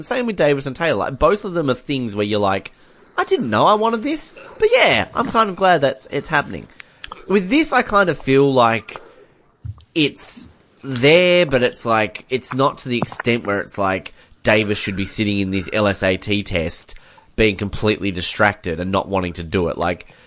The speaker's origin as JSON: {"language": "English", "country": "Australia", "said": "I'm Australian"}